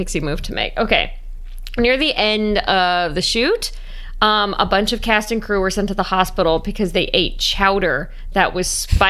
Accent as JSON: {"language": "English", "region": "Southern California", "country": "United States", "tie": "born or raised there", "said": "I grew up in Southern California"}